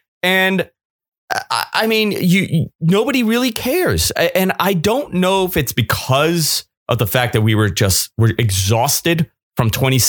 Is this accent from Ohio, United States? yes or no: no; New York, United States; being a New Yorker, this is a very important city in the world.